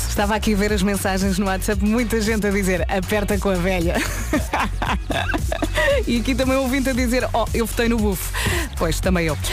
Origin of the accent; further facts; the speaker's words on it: Lisbon, Portugal; also born or lived in Vila Franca de Xira; eu nasci em Lisboa, depois uh, fui para a periferia.